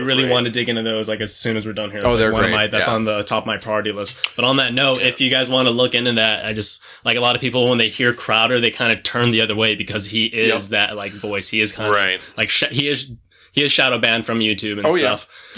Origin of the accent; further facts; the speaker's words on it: New Mexico, United States; No, because I grew up in New Mexico, and everybody there has a Hispanic accent.